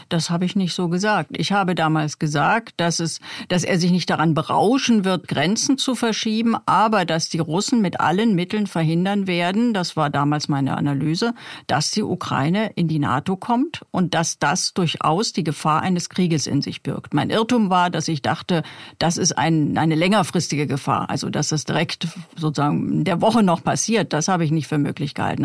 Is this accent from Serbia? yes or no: no; East Germany, Germany; ich bin ja in der DDR aufgewachsen